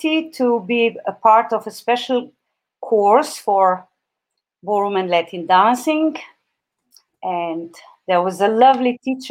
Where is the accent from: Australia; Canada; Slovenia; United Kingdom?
Slovenia; my home country, Slovenia